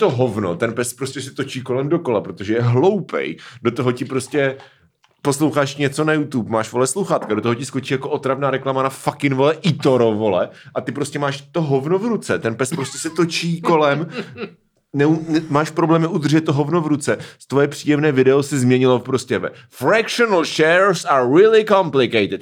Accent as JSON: {"language": "Czech", "town": "Hradec nad Svitavou", "region": "Pardubice Region", "country": "Czechia", "moved": "yes", "lives_now": "Brno, Czech Republic", "said": "když jsem ve Svitovech, tak říkám, že jsem z Hradce nad Svitavou"}